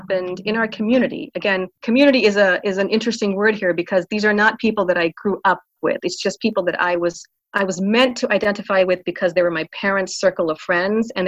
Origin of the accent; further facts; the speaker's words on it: Pensacola, Florida, United States; moved away as an adult; also born or lived in Philadelphia / New Jersey; now in Atlanta, United States; my parents moved from where I grew up in Pensacola, Florida, to Orlando, Florida